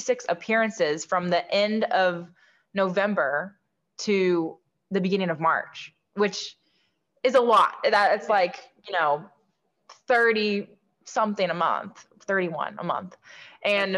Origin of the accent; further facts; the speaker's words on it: Southern Indiana, United States; Growing up in Southern Indiana